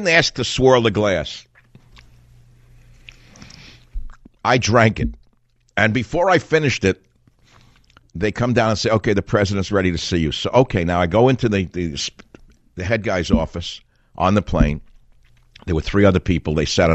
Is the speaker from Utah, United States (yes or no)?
no; New York City, New York, United States; I'm from Queens, but I grew up on the other side of Union Turnpike from the president